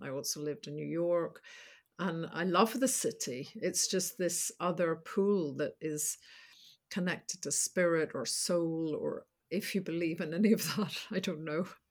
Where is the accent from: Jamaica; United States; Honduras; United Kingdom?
United Kingdom; Northern Ireland; moved away as an adult; now in London, United Kingdom; growing up and the troubles in the north